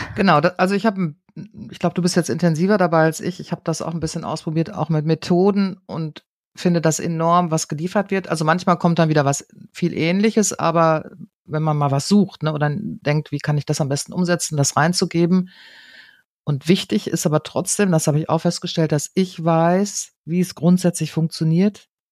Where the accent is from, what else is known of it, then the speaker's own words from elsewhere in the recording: Münster, North Rhine-Westphalia, Germany; ich komme ja aus Münster, aus einer absoluten Fahrradstadt und bin es natürlich gewohnt, ich glaube, seitdem ich viel bin, Fahrrad zu fahren hier